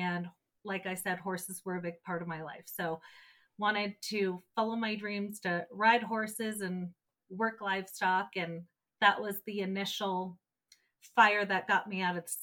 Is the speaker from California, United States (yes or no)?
yes; Orange County, Southern California, United States; moved away; I was born and raised in Southern California, down in Orange County